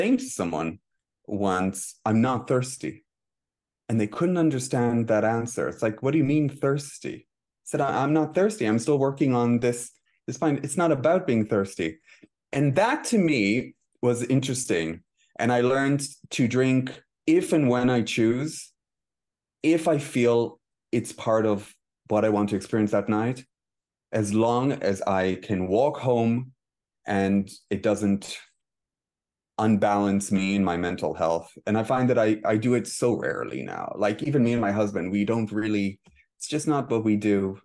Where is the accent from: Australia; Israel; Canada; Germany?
Israel; moved away as an adult; now in Dublin, Ireland; I spent the first twenty-six years of my life in Israel. I moved to, I officially moved to Dublin in two thousand and six.